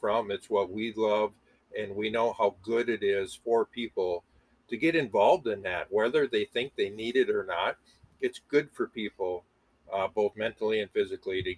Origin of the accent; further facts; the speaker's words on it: Moorhead, Minnesota, United States; I'm originally from Moorhead. I currently live about a half a mile on the same road from the house that I grew up